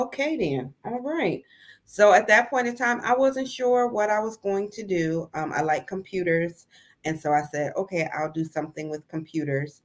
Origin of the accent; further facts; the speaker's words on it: Sandusky, Ohio, United States; also born or lived in Mason, Ohio; I was born and raised in a little bitty place called Sandusky, Ohio